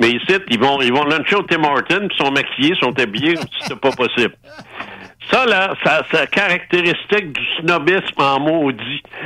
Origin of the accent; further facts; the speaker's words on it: Quebec City, Quebec, Canada; moved away as an adult; also born or lived in Outaouais / Paris; je suis né à Québec.